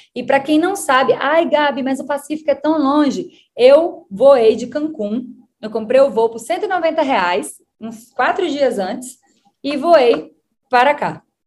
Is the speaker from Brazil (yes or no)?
yes; Bahia, Brazil; now in Mexico; eu sou da Bahia